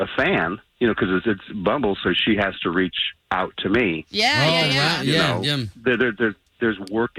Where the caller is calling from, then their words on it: Champions Gate, Florida, United States; Champions Gate.